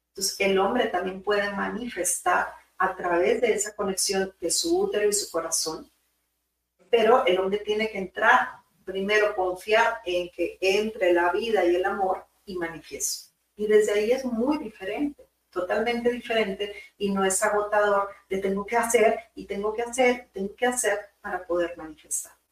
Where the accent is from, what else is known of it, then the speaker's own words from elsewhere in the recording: Monterrey, Nuevo León, Mexico; Saludos, de allá vengo de Monterrey.